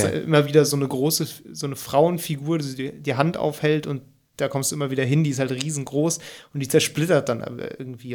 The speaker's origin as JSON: {"language": "German", "area": "near Cologne", "region": "North Rhine-Westphalia", "country": "Germany", "said": "obwohl ich aus der Nähe von Köln komme"}